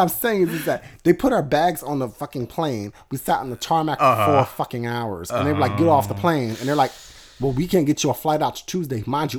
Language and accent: English; Atlantic City, New Jersey, United States; As you all know, I grew up right outside of Atlantic City, mm-hmm, New Jersey.